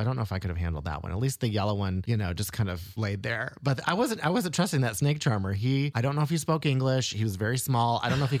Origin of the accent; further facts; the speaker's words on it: United States; also born or lived in Tennessee / Oklahoma; now in Chicago, United States; I grew up in Tennessee, in Oklahoma. I think I was in Oklahoma at that point.